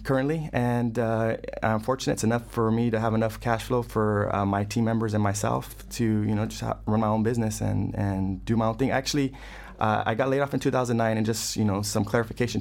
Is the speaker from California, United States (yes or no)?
yes; Fresno, California, United States; moved away as an adult; also born or lived in West Los Angeles, California; now in Los Angeles, United States; originally from Fresno, California, Central California.